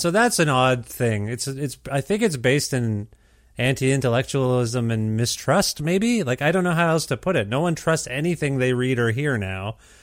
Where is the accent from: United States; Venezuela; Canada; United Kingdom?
Canada